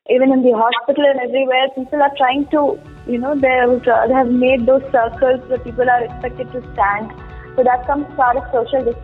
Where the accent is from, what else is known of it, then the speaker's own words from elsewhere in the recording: Mysore, Karnataka, India; I'm from Mysore, okay. Karnataka